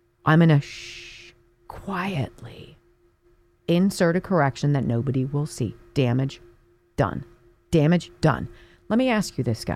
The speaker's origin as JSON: {"language": "English", "region": "Pennsylvania", "country": "United States", "tie": "born or raised there", "said": "my home state of Pennsylvania"}